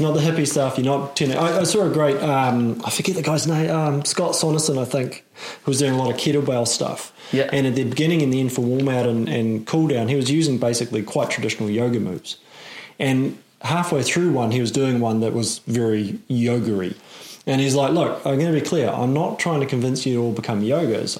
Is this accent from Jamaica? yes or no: no; Auckland, New Zealand; I'm in Auckland. Yeah. I grew up in Auckland.